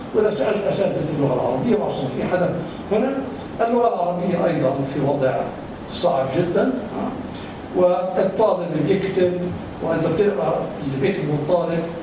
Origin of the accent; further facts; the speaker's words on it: Palestine; عندنا في فلسطين احنا عندنا جامعات